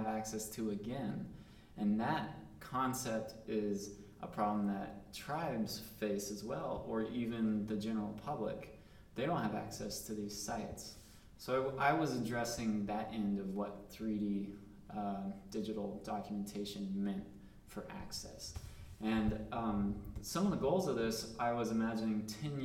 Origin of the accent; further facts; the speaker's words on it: Southwest, United States; I'm from the Southwest.